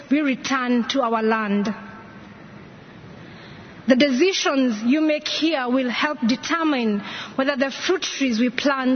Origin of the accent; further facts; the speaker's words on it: Kenya; my home country